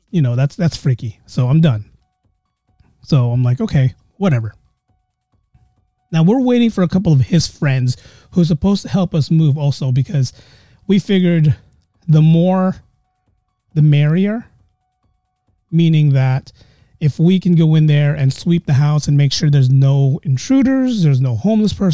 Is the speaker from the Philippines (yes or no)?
yes; Philippines; we're all Filipino. So there's a certain ghost in the Philippines